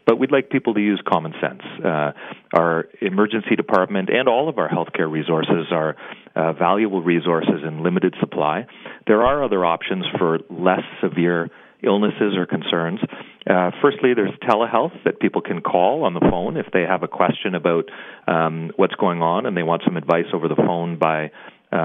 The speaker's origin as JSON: {"language": "English", "country": "Canada", "said": "We're Canadian."}